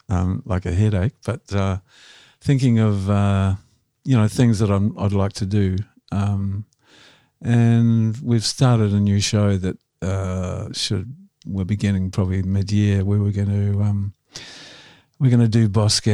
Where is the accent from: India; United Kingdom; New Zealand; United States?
New Zealand; Blenheim, Marlborough; moved away as an adult; also born or lived in Wellington, New Zealand / Melbourne, Australia / Sydney, Australia; I was born in Blenheim.